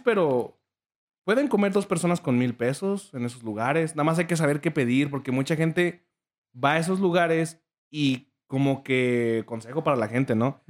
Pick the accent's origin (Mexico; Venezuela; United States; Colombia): Mexico; Michoacán; moved away; cuando voy con mis papás a Michoacán, a, mi pueblo